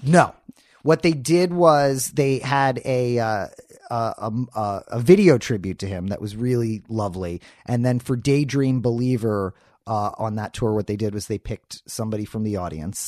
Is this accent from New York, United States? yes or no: yes; New York City, New York, United States; moved away as an adult; also born or lived in Philadelphia; now in Los Angeles, United States; I was born in Philadelphia, uh, and then very quickly moved to New York City